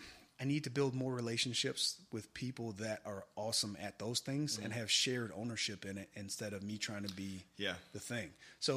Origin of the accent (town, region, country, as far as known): Michigan, United States; born or raised there